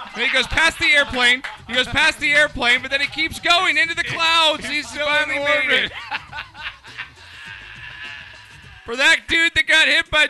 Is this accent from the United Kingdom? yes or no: yes; England, United Kingdom; I know I'm English.